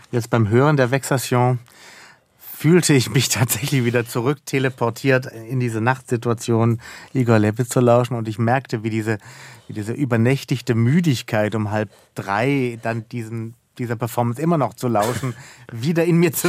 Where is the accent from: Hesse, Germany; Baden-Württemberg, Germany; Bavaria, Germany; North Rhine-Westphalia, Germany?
Baden-Württemberg, Germany; Baden-Baden; ich bin in Baden-Baden aufgewachsen und ich muss gestehen, je älter ich werde, umso mehr begreife ich, was so ein unerwünschter oder ungeplanter Genius Loki natürlich auch mit sich bringt.